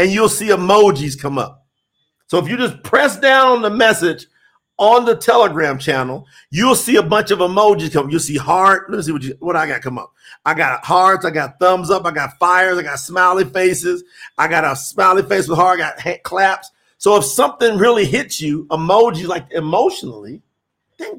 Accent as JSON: {"language": "English", "region": "the South", "country": "United States", "moved": "yes", "lives_now": "Colombia", "said": "I'm from the South, too"}